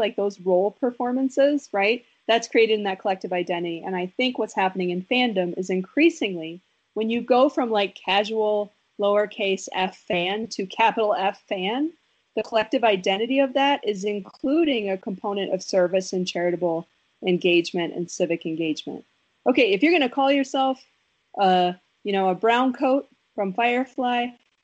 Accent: Wisconsin, United States; I'm from Wisconsin, and I'm like the world's saddest Packer

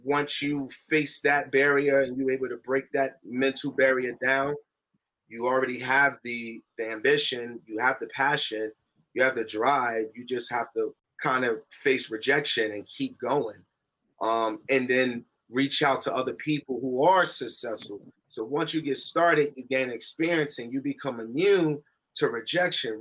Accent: Newark, New Jersey, United States; We grew up in Newark. I'm from Newark, New Jersey

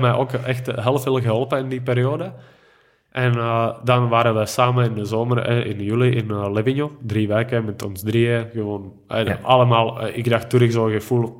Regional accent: Stříbro, Plzeň Region, Czechia; Dutch is a second language; moved away as an adult; now in Belgium; in mijn B&B eh, in Stribro, in mijn geboorteplaats

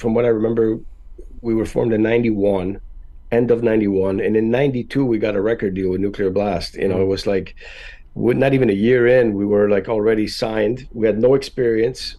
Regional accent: Canada; English is a second language; now in Florida, United States; we're all Canadian

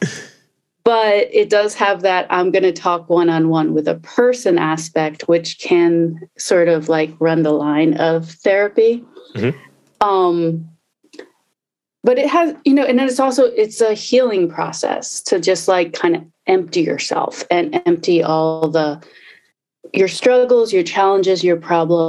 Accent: Baltimore, Maryland, United States; I grew up in Baltimore

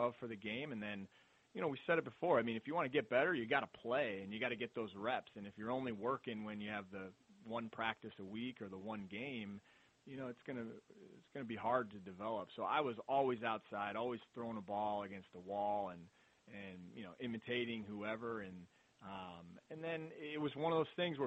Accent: Mentor, Ohio, United States; grew up in Mentor

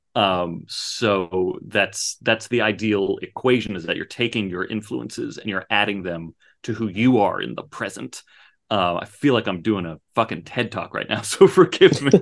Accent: Phoenix, Arizona, United States; when I was growing up in the in the 80s and 90s, like Phoenix was a desert

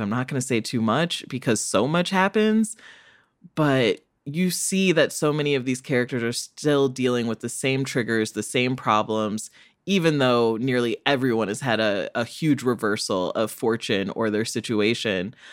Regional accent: United States; I'm an American child

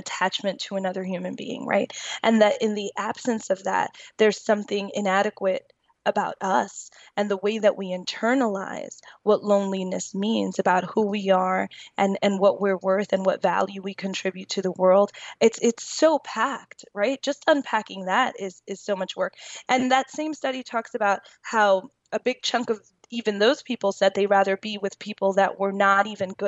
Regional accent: New York, United States; I'm from New York

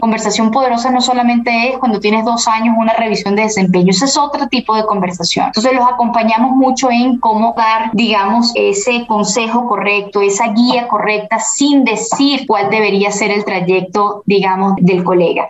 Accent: Venezuela; also born or lived in Costa Rica; now in Colombia; como venezolana

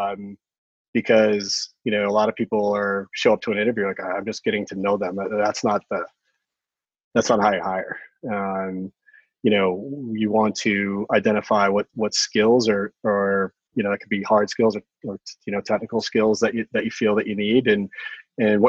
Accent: Cohasset, Massachusetts, United States; I'm a local. I grew up on the South Shore in Cohasset.

